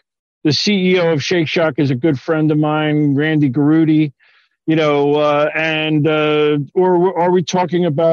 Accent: New York City, New York, United States; also born or lived in Binghamton, New York / Boston; now in Ithaca, United States; I grew up in the Bronx in New York City.

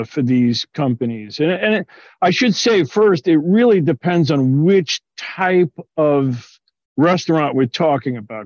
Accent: New York City, New York, United States; also born or lived in Binghamton, New York / Boston; now in Ithaca, United States; I grew up in the Bronx in New York City.

